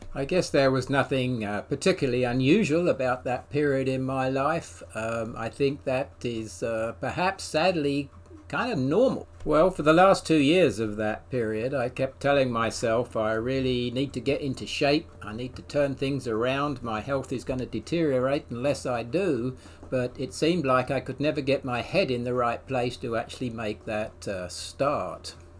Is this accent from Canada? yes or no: no; England, United Kingdom; now in United States; I'm an Englishman